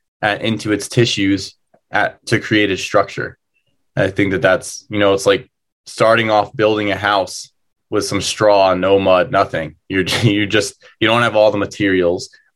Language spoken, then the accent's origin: English; New Jersey, United States; where I grew up in New Jersey